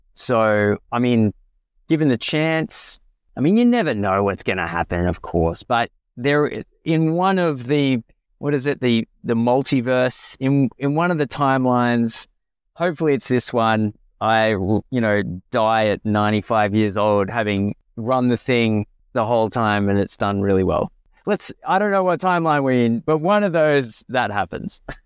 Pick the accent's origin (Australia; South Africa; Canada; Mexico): Australia; as an Australian financial planner